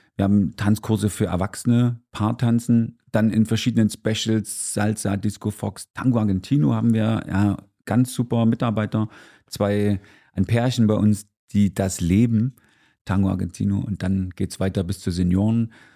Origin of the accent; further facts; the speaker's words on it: Gera, Thuringia, Germany; ich bin Urgera, also in Gera geboren, 1971 und bin in einer Tanzlehrerfamilie schon aufgewachsen